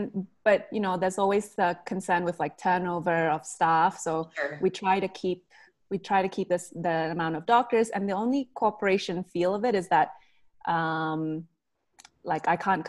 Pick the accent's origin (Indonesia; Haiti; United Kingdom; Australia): Indonesia; born there; Basically, I was born in Indonesia and there's different ethnic groups there.